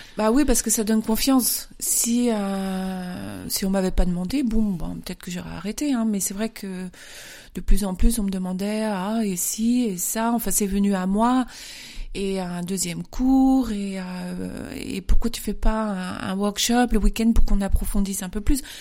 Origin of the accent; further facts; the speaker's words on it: Paris, Île-de-France, France; moved away as an adult; now in Munich, Germany; Je viens de Paris directement. Je suis arrivée à Munich en 1991.